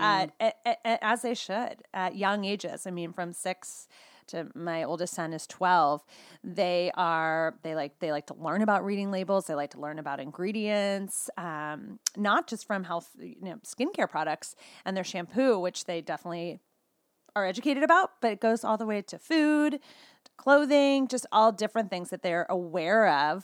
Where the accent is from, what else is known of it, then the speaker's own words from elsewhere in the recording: California, United States; now in Boulder, United States; I'm truly a California girl at heart, but currently, my family and I live in Boulder, Colorado